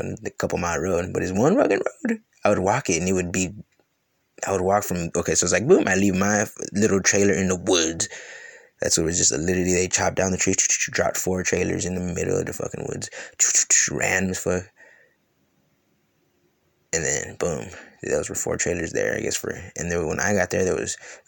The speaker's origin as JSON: {"language": "English", "region": "California", "country": "United States", "tie": "born or raised there", "also_born_or_lived": "Louisiana / Ohio", "moved": "yes", "said": "when I was a little kid, I grew up with in California"}